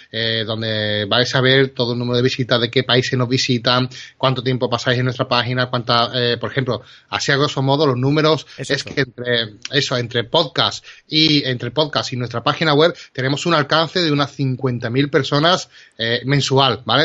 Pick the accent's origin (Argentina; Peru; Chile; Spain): Spain; trabajamos y somos de aquí de España